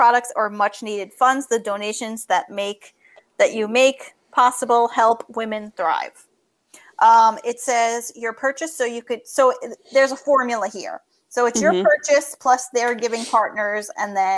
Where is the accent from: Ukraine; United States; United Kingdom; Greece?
United States; New York; accent: New York; my New York accent.